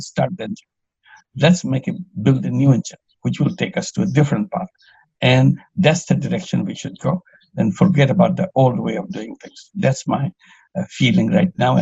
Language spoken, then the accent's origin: English; Bangladesh; I'm from Bangladesh.